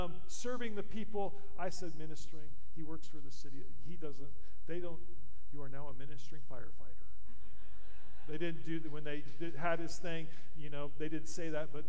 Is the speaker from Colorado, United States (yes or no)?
yes; Colorado, United States; moved away as an adult; also born or lived in Goodland, Kansas / Topeka, Kansas; I grew up in Colorado.